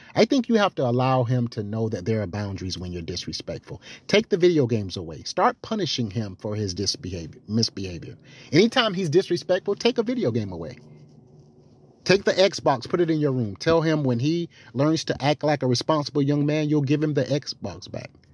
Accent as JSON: {"language": "English", "region": "the South", "country": "United States", "said": "I'm from the South."}